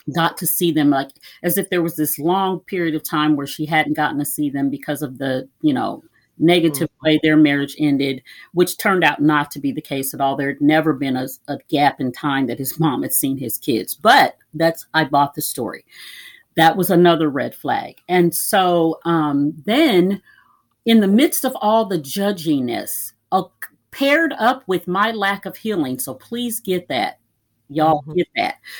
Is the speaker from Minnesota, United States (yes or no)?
yes; Minnesota, United States; also born or lived in Iowa; now in Kansas City, United States; I'm originally from Iowa and finished growing up in Minnesota